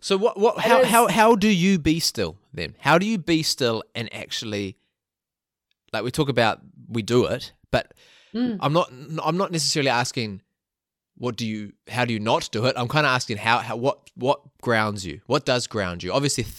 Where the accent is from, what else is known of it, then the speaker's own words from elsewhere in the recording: Whangamata, Waikato, New Zealand; now in Auckland, New Zealand; it's harder now living in Auckland, because I growing up in Whangamata